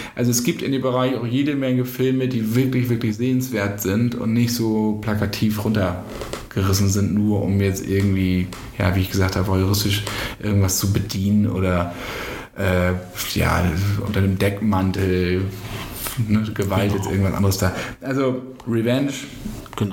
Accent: Bassum, Lower Saxony, Germany; bei mir in meiner Heimatstadt Bassum

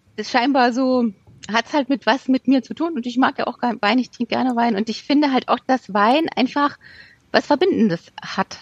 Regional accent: Rhineland-Palatinate, Germany; ich bin ja in der Pfalz aufgewachsen

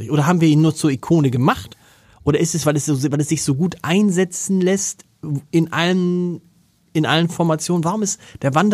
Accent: Hamburg, Germany; also als Hamburger habe ich schon mal gesehen

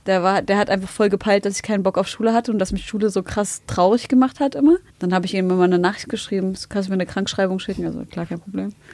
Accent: Germany; ich bin in Deutschland geboren

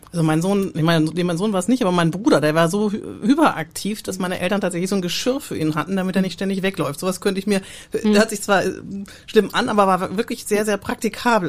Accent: Southern Germany, Germany; ich als Süddeutsche

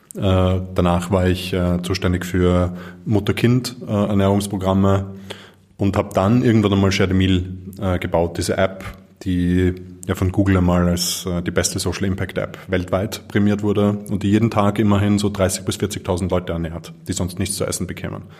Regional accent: Vienna, Austria; ich bin in Wien geboren und aufgewachsen.

